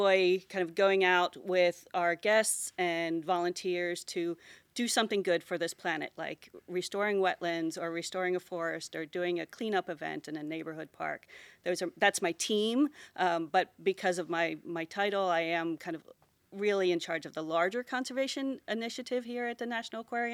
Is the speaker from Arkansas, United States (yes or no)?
no; Pasadena, Maryland, United States; also born or lived in Baltimore, Maryland / Dallas, Texas / Virginia; I was actually born in Baltimore City, just right down the street there. But I grew up in Pasadena, Maryland, which is probably 7 miles behind you on the river.